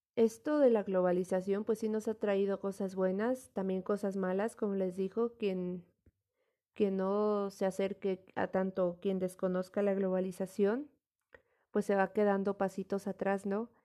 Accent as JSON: {"language": "Spanish", "country": "Mexico", "said": "nuestra identidad como mexicanos"}